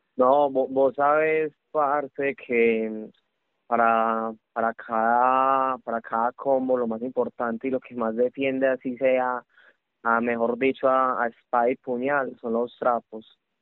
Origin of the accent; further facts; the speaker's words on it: Paisa, Antioquia, Colombia; los paisas somos así